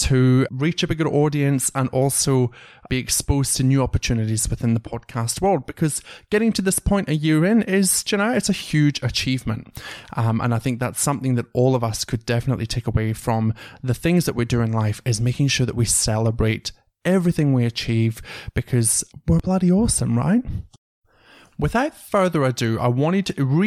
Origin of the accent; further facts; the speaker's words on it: Scotland, United Kingdom; now in Australia; from Scotland